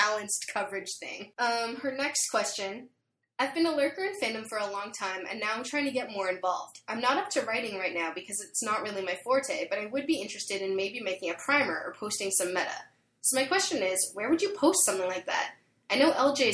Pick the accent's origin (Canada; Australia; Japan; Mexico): Canada; as a Canadian